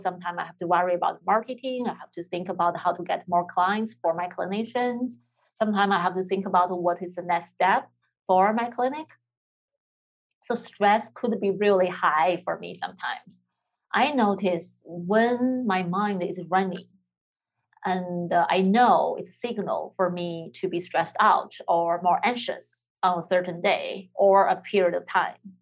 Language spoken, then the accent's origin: English; China; moved away; I'm from China